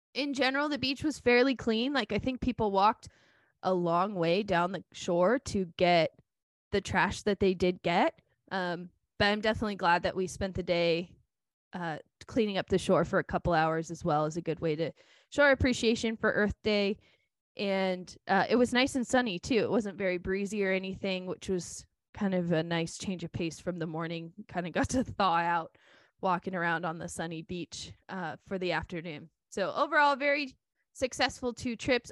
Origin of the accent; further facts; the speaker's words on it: Oregon, United States; I grew up here in Oregon